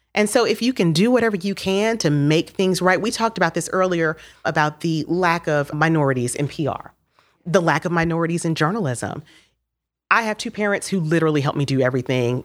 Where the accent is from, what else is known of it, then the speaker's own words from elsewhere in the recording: Miami, Florida, United States; moved away as an adult; now in Knoxville, United States; I'm from Miami, so my free internship in Miami worked out 'cause I was still at my parents' house